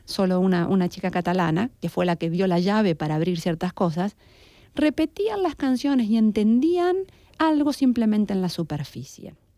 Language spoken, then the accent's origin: Spanish; Argentina; Yo también estoy perdida siendo argentina